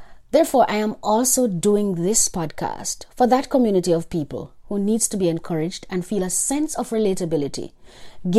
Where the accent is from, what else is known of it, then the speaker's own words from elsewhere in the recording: Jamaica; I am Jamaican